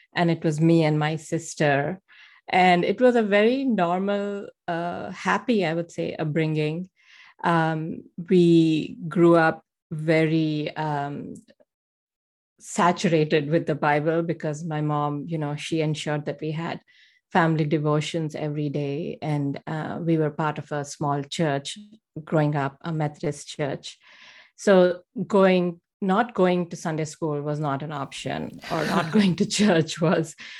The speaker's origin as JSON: {"language": "English", "country": "India", "tie": "born or raised there", "moved": "as an adult", "lives_now": "United States", "said": "I grew up um, in a middle class family in India"}